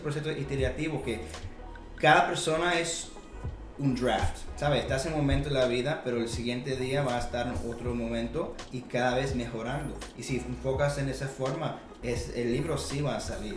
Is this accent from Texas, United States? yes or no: no; Atlanta, Georgia, United States; nací aquí en Atlanta, Georgia, pero soy cubano